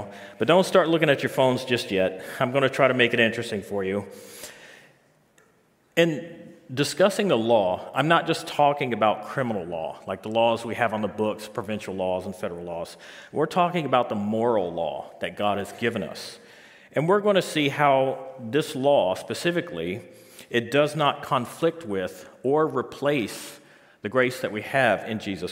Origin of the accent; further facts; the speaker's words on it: Biloxi, Mississippi, United States; moved away as an adult; now in St. John's, Canada; I'm originally from Biloxi, Mississippi